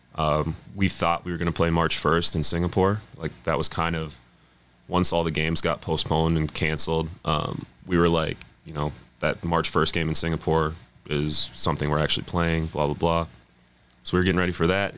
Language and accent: English; Burnsville, Minnesota, United States; also born or lived in Apple Valley, Minnesota; I'm from Burnsville, lived in Burnsville, but I was in the Apple Valley School District